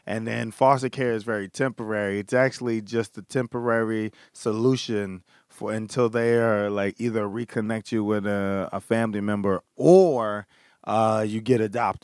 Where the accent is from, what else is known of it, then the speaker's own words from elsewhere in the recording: Philadelphia, Pennsylvania, United States; Grew up in Philadelphia